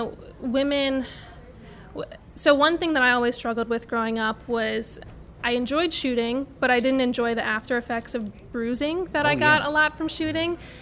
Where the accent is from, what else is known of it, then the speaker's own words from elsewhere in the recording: New Orleans, Louisiana, United States; I was born and raised here in New Orleans